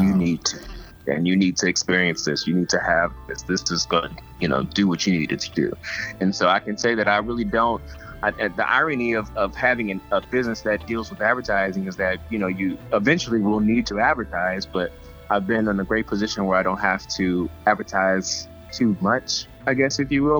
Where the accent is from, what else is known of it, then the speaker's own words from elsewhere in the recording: Atlanta, Georgia, United States; I'm from Atlanta